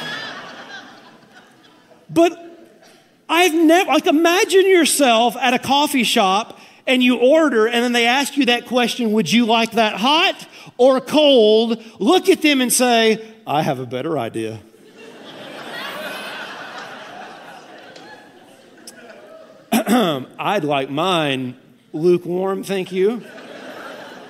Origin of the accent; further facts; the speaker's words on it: Tennessee, United States; I'm from Tennessee